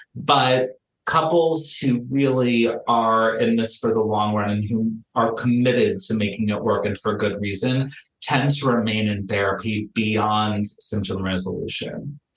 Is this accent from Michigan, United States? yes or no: no; Miami, Florida, United States; moved away as an adult; now in Los Angeles, United States; I'm born and raised in Miami. I've lived in Los Angeles for the last decade.